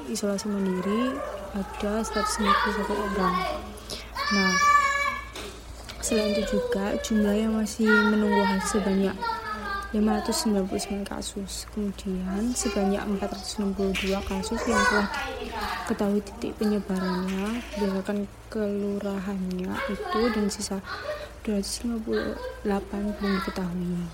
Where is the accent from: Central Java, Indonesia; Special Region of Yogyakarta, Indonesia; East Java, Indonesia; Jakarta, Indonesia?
East Java, Indonesia; Surabaya; Eh, uh, saya asli Surabaya. Saya dari Universitas Dinamika.